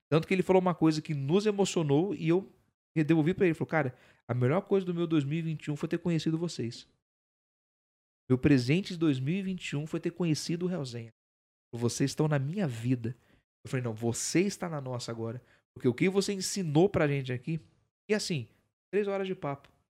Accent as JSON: {"language": "Portuguese", "town": "Campos do Jordão", "region": "São Paulo", "country": "Brazil", "said": "Não, sou de Campo de Jordão."}